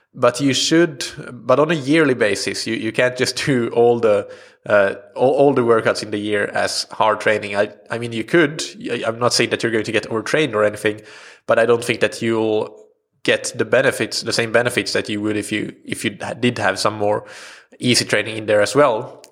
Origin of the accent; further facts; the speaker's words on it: Sweden; first language Swedish; English is a second language; Swedish as, at first, which, uh, of course, is my native language